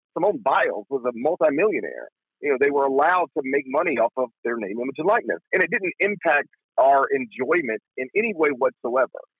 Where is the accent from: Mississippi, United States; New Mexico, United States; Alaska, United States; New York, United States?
Mississippi, United States; Horn Lake; also born or lived in Memphis, Tennessee; I grew up in Horn Lake